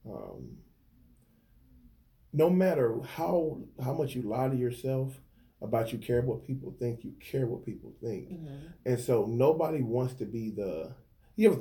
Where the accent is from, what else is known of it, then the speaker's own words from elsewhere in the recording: Dallas, Texas, United States; moved away; I'm from Dallas